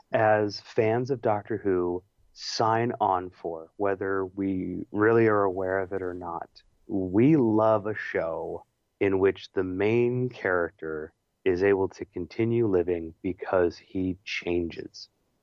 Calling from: California, United States; hey, tell Peter hello, I'm listening from Northern California, woohoo

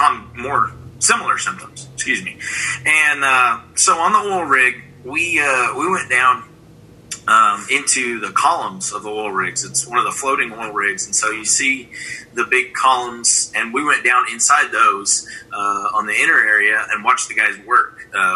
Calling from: San Antonio, Texas, United States; San Antonio, Texas. My house. Quarantined.

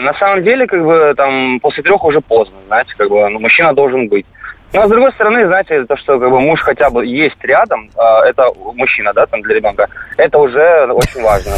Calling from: Rostov-on-Don, Rostov Oblast, Russia; я звоню из Ростова-на-Дону

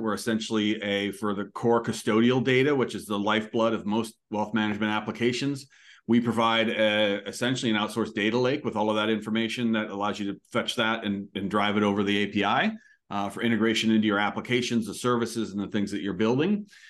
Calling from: Annapolis, Maryland, United States; I'm calling from Annapolis, Maryland

